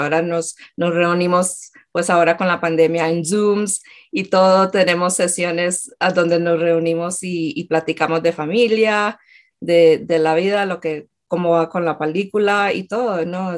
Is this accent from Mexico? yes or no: no; Colombia; moved away; yo era de Colombia